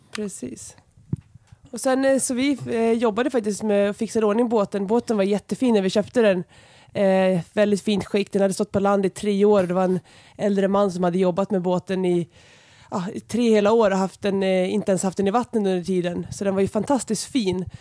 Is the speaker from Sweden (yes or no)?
yes; Enköping, Uppsala County, Sweden; jag är uppvuxen här utanför, utanför Enköping på landet